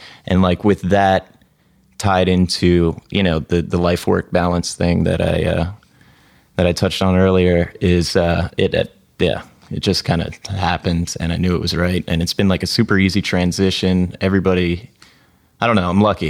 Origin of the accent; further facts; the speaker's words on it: Florida, United States; moved away as an adult; now in San Francisco, United States; I'm from Florida.